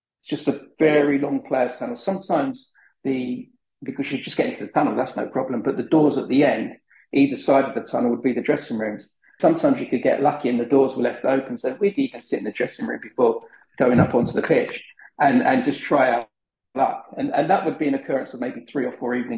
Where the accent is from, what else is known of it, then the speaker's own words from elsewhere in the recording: Wembley, London, United Kingdom; I grew up in Wembley